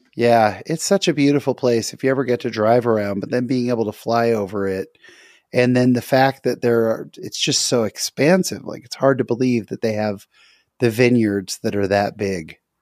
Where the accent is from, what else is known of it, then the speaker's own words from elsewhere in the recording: California, United States; moved away; I'm from California